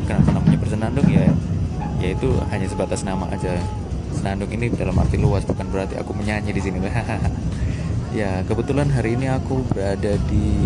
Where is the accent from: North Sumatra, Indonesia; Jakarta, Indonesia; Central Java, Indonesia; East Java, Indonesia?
East Java, Indonesia; Malang; ya karena aku orang Malang ya jadi naik kereta dulu ke Jogjanya